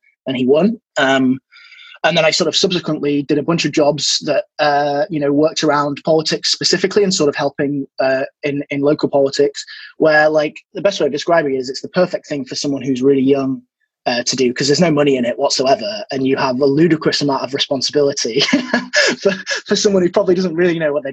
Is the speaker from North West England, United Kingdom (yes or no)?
no; Leeds, Yorkshire and the Humber, United Kingdom; moved away; I'm from Leeds originally